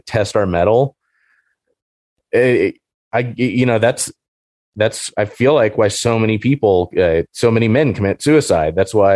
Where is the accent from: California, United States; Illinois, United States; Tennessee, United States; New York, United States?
California, United States; Orange County, Southern; I grew up in Orange County and our house wasn't that far from the freeway